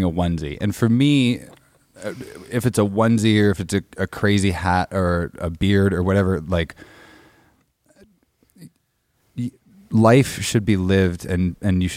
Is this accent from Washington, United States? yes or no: yes; Bellingham, Washington, United States; moved back up to Bellingham, Washington, my hometown